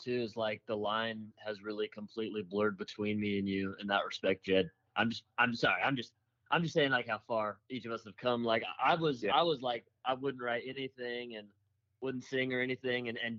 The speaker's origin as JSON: {"language": "English", "area": "Calaveras County", "region": "California", "country": "United States", "tie": "born or raised there", "also_born_or_lived": "Chico", "said": "I was from Calaveras County"}